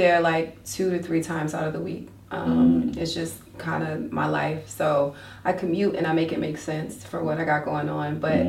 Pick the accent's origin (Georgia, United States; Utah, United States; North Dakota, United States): Georgia, United States; Warner Robins; also born or lived in Soperton, Georgia; I am not a native of Macon at all. I'm actually, I grew up in Warner Robins, mm-hmm. but I'm from a really small town called Soperton, Georgia. And I say I'm from there.